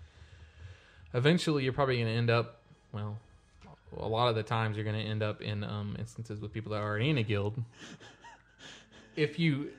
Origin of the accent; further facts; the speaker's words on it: Little Rock, Arkansas, United States; accent: deep Southern; We are in Little Rock, Arkansas